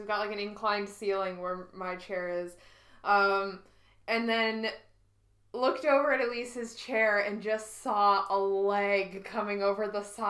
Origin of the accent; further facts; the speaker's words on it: Canada; moved away; No, I'm Canadian.